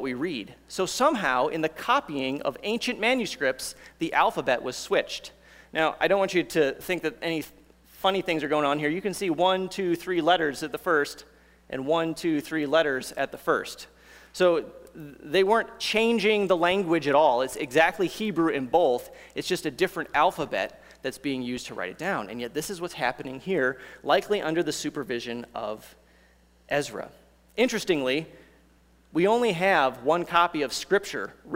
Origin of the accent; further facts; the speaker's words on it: United States; also born or lived in Kentucky; as Americans